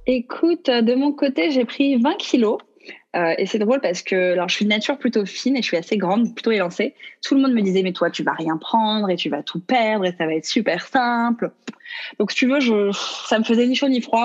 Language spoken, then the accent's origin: French; Mediterranean, France; on est français